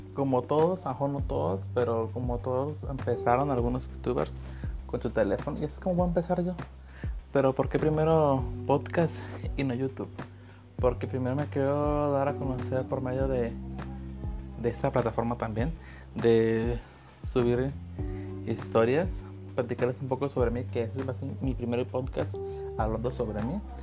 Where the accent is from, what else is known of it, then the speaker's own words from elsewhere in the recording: Manzanillo, Colima, Mexico; Nací en Manzanillo, Colima.